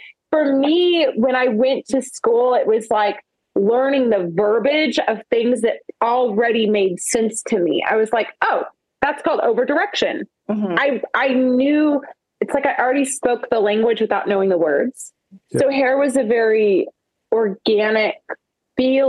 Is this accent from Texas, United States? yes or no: no; Oklahoma, United States; I'm from Oklahoma